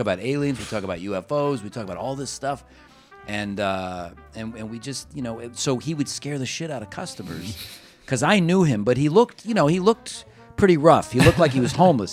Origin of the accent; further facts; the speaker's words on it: Cleveland, Ohio, United States; I grew up in Cleveland